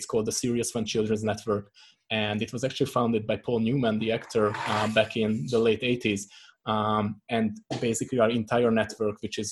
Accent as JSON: {"language": "English", "country": "Hungary", "moved": "yes", "lives_now": "Prague, Czech Republic", "said": "originally I'm from Hungary"}